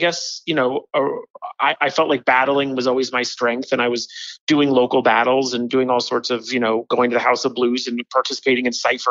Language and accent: English; Los Angeles, California, United States; I grew up in Woodland Hills, which is, the ugly stepson.